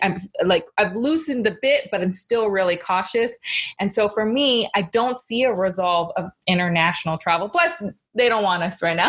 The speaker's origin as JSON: {"language": "English", "town": "Los Angeles", "region": "California", "country": "United States", "tie": "born or raised there", "said": "I grew up in Los Angeles"}